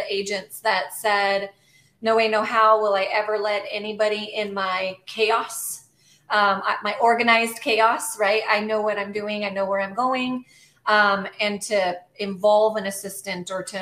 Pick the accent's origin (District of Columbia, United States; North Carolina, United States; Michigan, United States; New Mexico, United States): New Mexico, United States; Albuquerque; moved away as an adult; now in Savannah, United States; born and raised in Albuquerque, New Mexico, currently live in Savannah, Georgia